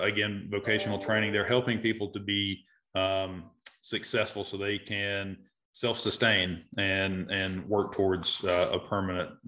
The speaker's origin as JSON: {"language": "English", "town": "Asheville", "region": "North Carolina", "country": "United States", "tie": "born or raised there", "said": "I am native to Asheville. I'm a real estate broker here in Western North Carolina. Born and raised in North Asheville area"}